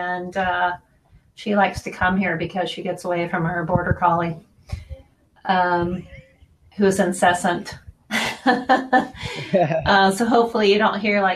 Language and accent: English; Portland, Oregon, United States; also born or lived in Springfield, Oregon / Eugene, Oregon; I'm a native Oregonian.